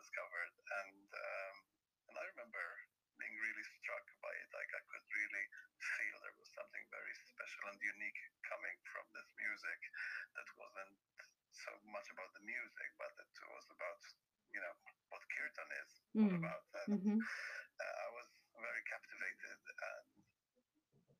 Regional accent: Malta; moved away as an adult; now in London, United Kingdom; I decided to study it at university in my home country, that is Malta

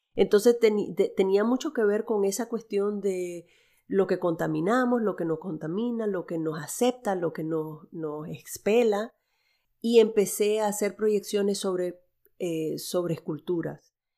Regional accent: Nicaragua; moved away; also born or lived in El Salvador; nosotros llegamos a Nicaragua. En los, yo tenía seis meses

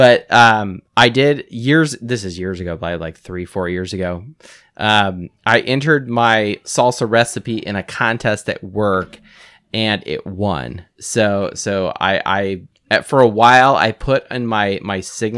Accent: Los Angeles, California, United States; I grew up in Los Angeles

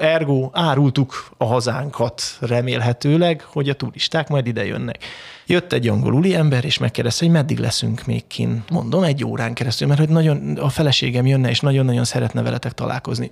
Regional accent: Hungary; moved away as an adult; also born or lived in Southend, England; én megy- mekkora magyar vagyok

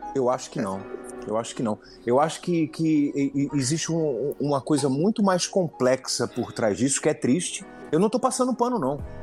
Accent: Pernambuco, Brazil; moved away; also born or lived in Paraíba; Eu sou pernambucano, tenho pai paraibano, meu, meu grupo de família é da Paraíba

